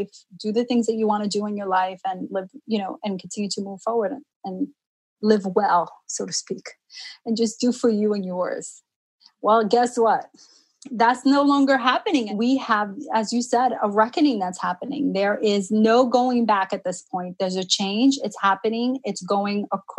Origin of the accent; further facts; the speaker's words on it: New York City, New York, United States; first language Spanish; English is a second language; also born or lived in Jamaica, Queens; now in Long Island, United States; I grew up in Harlem.